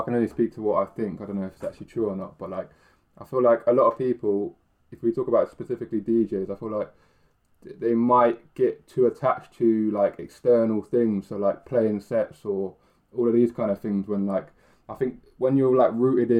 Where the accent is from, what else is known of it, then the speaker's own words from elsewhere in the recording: Milton Keynes, South East England, United Kingdom; I grew up in like Milton Keynes